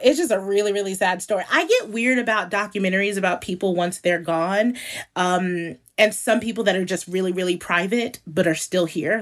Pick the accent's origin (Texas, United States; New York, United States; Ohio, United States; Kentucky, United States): New York, United States; New York City; moved away as an adult; also born or lived in Brooklyn, New York / Bedford-Stuyvesant, Brooklyn; now in Los Angeles, United States; I was born in Brooklyn and raised in Harlem.